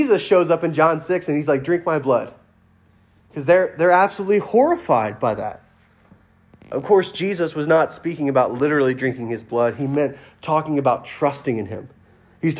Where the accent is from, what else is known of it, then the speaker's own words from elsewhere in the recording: Louisiana, United States; I'm from Louisiana